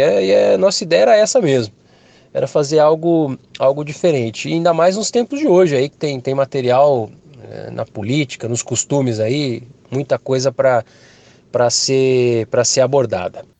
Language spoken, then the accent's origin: Portuguese; interior of São Paulo, Brazil; Eu sou do interior de São Paulo